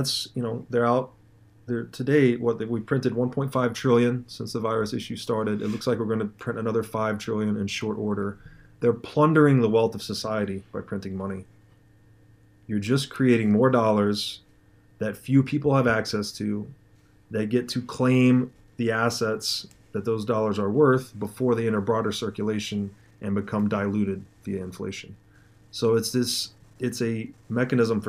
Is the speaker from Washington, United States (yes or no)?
no; Tennessee, United States; moved away; I'm from Tennessee originally